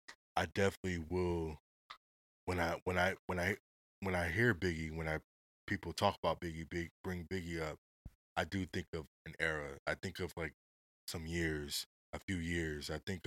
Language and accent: English; West Coast, United States; I'm from the West Coast.